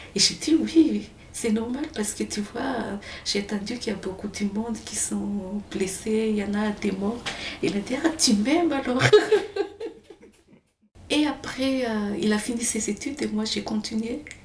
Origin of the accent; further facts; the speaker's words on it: Farafangana, Atsimo-Atsinanana, Madagascar; moved away as an adult; also born or lived in Fianarantsoa countryside / Antananarivo; now in Marseille, France; c'était là-bas que j'ai grandi vraiment, Farfangan